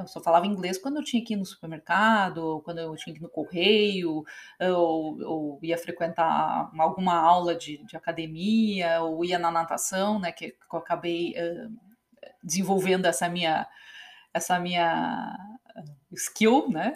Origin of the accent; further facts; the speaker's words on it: Novo Hamburgo, Rio Grande do Sul, Brazil; moved away as an adult; now in United States; eu venho de Novo Hamburgo, essa cidade que sempre foi a capital do calçado